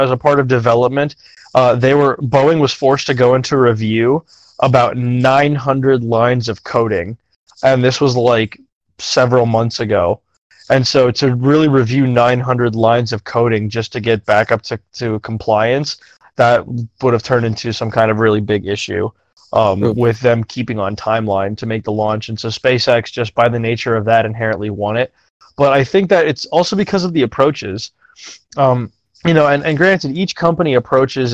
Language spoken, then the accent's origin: English; United States; we're American